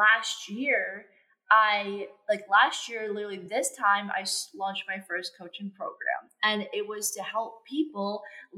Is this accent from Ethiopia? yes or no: no; Canada; I'm from Canada